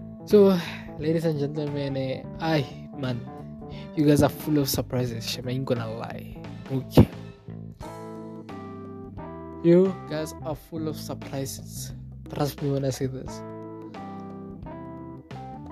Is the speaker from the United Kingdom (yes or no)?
no; South Africa; that's my country, and I've been there.